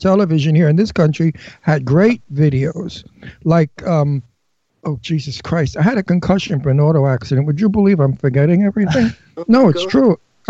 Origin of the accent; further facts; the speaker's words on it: New York City, New York, United States; accent: Brooklyn; a New York, Brooklyn American accent, which is my accent.